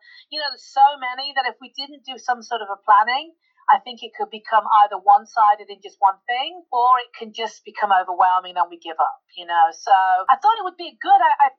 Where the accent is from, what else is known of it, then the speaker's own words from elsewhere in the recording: United Kingdom; I'm the Brit.